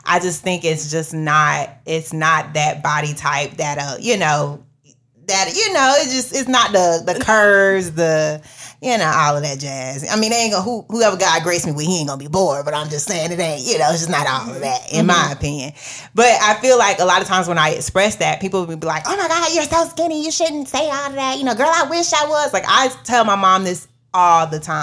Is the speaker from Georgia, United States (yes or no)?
no; Florida, United States; I'm from Florida